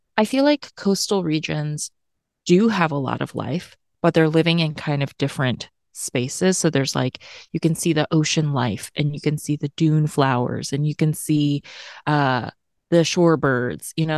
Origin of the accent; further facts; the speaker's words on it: Tennessee, United States; moved away; also born or lived in California; I grew up in Tennessee